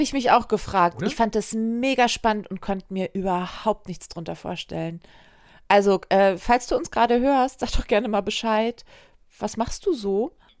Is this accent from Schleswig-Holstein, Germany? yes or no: yes; Wedel, Schleswig-Holstein, Germany; born or raised there